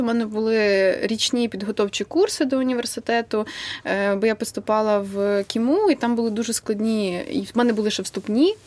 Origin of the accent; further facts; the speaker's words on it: Vinnytsia, Vinnytsia Oblast, Ukraine; я з Вінниці